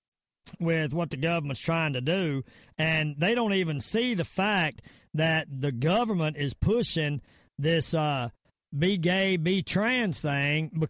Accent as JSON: {"language": "English", "region": "the South", "country": "United States", "accent": "Southern", "said": "my Southern accent"}